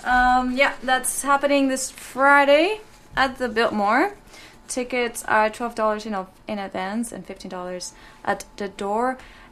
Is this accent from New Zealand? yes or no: no; Mexico; moved away as an adult; now in Vancouver, Canada; I'm from Mexico.